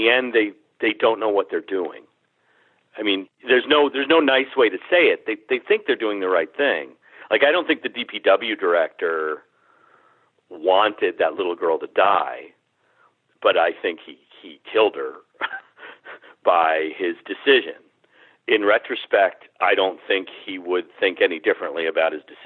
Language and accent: English; Springfield, Massachusetts, United States; I feel about my hometown the way a lot of people feel about the United States. I don't feel a whole lot of patriotism. I'm different from a lot of people in that way. I guess what a lot of people feel in patriotism, I feel for my community. I feel it for Springfield